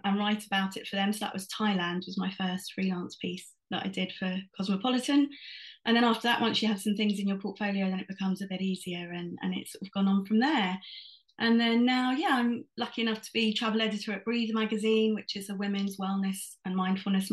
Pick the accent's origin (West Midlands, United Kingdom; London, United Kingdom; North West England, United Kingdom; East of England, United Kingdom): London, United Kingdom; I was born and raised in London